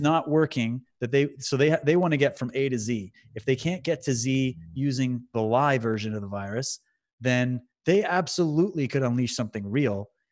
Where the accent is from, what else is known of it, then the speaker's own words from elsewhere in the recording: London, Ontario, Canada; I was in my house where I grew up in London, Ontario